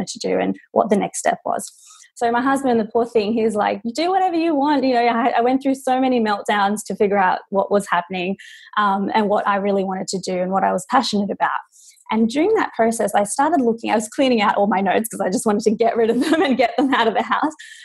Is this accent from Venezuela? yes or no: no; Sydney, New South Wales, Australia; moved away as an adult; now in Los Angeles, United States; So I'm Australian. I'm from Sydney, Australia. I moved to LA 4 years ago.